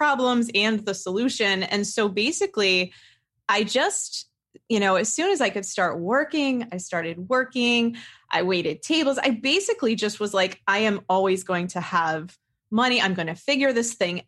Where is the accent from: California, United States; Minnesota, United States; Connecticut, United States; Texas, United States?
Connecticut, United States; I grew up in Connecticut, and my father's self-employed